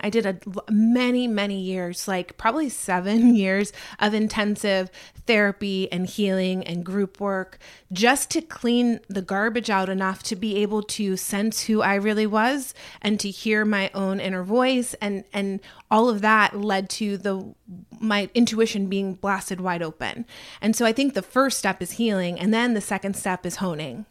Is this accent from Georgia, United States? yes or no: yes; Atlanta, Georgia, United States; born or raised there